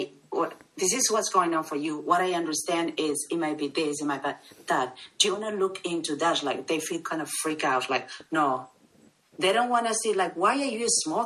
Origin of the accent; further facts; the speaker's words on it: Peru; I'm South American, Peruvian